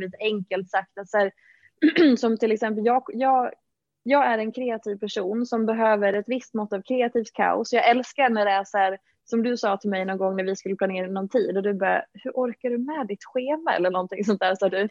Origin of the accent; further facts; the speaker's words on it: Dalarna County, Sweden; moved away as an adult; now in Stockholm, Sweden; Och jag är från Dalarna från början, har bott i Stockholm ja, i väldigt många år nu, sedan 2009